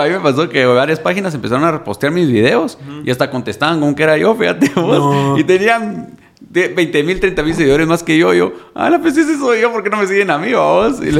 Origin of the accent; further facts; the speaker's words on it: Guatemala; Pero así somos, así somos los chapines, vamos.